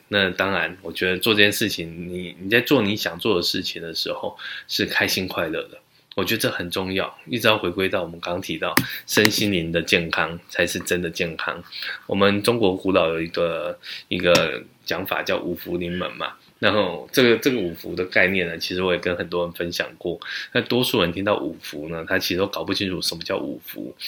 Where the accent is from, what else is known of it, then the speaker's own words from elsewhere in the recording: Taichung, Taiwan; now in Taipei, Taiwan; 因为我从小是在台中长大